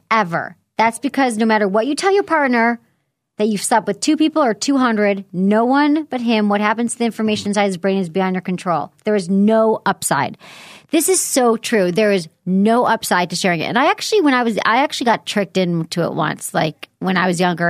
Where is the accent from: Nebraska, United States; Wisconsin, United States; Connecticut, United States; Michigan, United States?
Michigan, United States; moved away; I grew up in Michigan, I had more humble upbringings